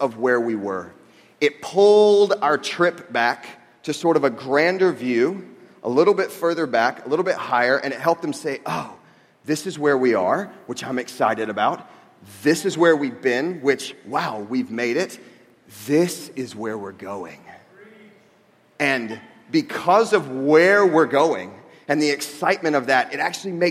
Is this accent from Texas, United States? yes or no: no; Jacksonville, Florida, United States; moved away as an adult; now in Chicago, United States; I grew up in Jacksonville, Florida, which has a lot of people, but it's not a very urban place